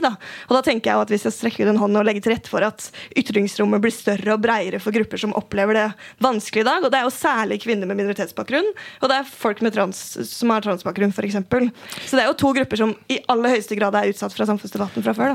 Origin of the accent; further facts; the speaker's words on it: Oslo, Norway; Jeg er fra Tøyen, og jeg har vokst opp med folk som har brukt hijab så lenge jeg har gått på skolen.